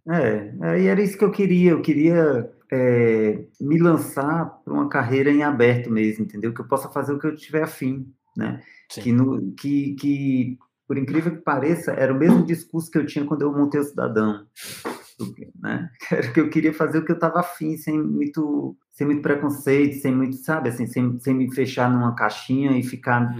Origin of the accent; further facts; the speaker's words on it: Fortaleza, Ceará, Brazil; moved away as an adult; also born or lived in Rio de Janeiro; now in São Paulo, Brazil; eu sou de Fortaleza, cara. Sou, é, sou, sou bem da, da, desse, desse rolê da, da marisia, né? Assim, da, da praia.